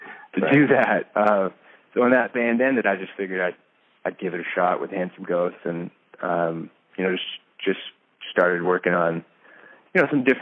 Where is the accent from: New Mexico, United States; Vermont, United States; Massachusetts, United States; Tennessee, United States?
Massachusetts, United States; suburbs surrounding Boston; also born or lived in New York; I grew up in kind of suburbs surrounding Boston